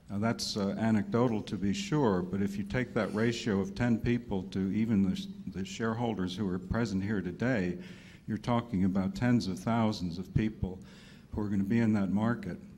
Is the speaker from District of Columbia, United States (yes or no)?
yes; Washington, District of Columbia, United States; from Washington, D.C.